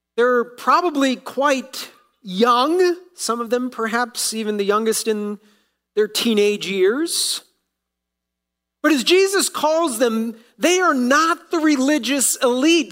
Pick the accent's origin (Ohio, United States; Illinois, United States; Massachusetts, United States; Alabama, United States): Ohio, United States; moved away; being from Ohio, uh, I still root for my hometown team as I was growing up.